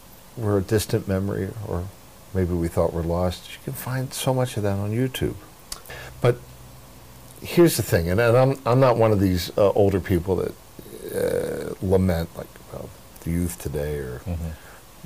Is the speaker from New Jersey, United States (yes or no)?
yes; near Atlantic City, New Jersey, United States; I grew up near Atlantic City, New Jersey